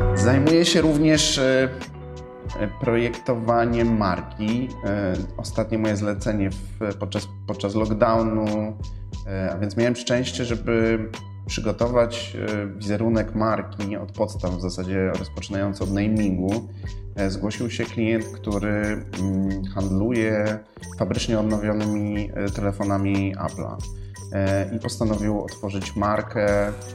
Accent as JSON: {"language": "Polish", "town": "Warsaw", "region": "Masovian Voivodeship", "country": "Poland", "tie": "born or raised there", "said": "urodziłem się w Warszawie, mieszkam na Żoliborzu z moją rodziną"}